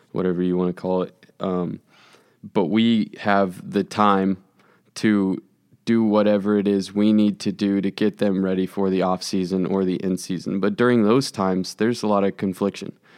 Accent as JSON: {"language": "English", "town": "Overland Park", "region": "Kansas", "country": "United States", "tie": "born or raised there", "said": "I grew up in Overland Park"}